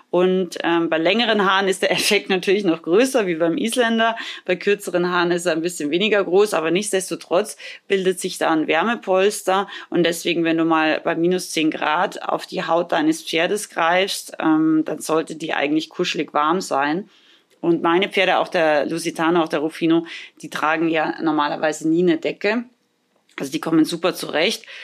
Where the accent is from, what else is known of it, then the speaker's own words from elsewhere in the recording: Austria; now in Germany; Ich komme ja ursprünglich aus Österreich und hatte da früher auch keine Halle.